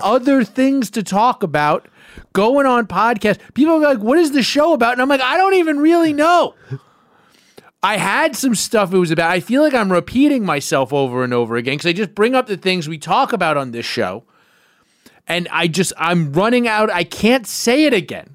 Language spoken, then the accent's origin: English; New York City, New York, United States; I am on the county committee in Kings County. That's where I'm from